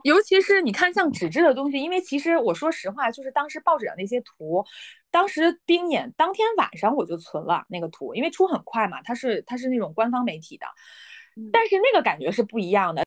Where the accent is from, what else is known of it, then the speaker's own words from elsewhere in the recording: Beijing, China; now in Shenzhen, China; 我其实是从北京来的